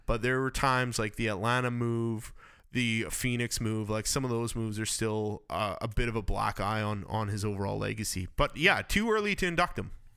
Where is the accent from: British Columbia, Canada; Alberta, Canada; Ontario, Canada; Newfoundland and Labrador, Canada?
British Columbia, Canada; Campbell River; I'm from Campbell River and that's home of Rod Brendamore